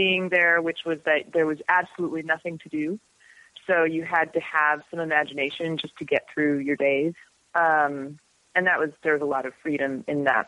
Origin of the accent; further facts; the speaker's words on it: Corrales, New Mexico, United States; moved away as an adult; now in Brooklyn, United States; I grew up in a little village called Corrales